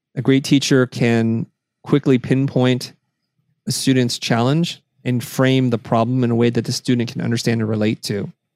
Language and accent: English; United States; I was three when I came to the United States, and so I don't really have much. So America, for uh, as far as I know, has been always our home